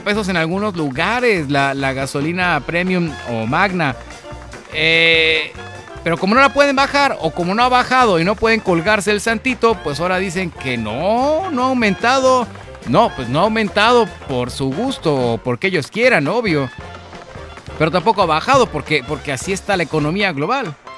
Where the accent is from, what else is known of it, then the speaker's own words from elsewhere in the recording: Mexico; Como mexicanos